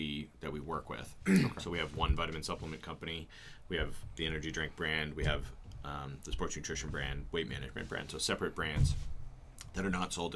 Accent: Goffstown, New Hampshire, United States; also born or lived in Plymouth, New Hampshire; I grew up here in Manchester, New Hampshire, Goffstown

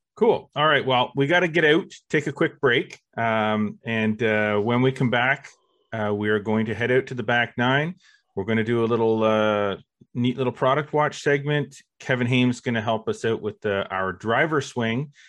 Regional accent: Canada; we are Canadian

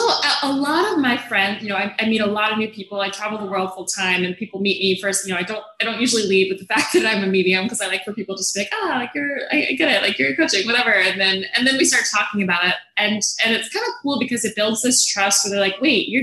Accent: Atlanta, Georgia, United States; moved away; I'm from Atlanta

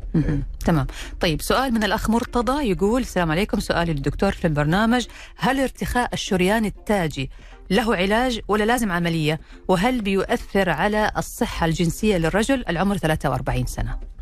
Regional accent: Saudi Arabia; عندنا في السعودية

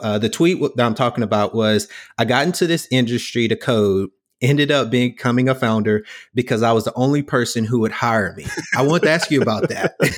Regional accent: the South, United States; I grew up in the South

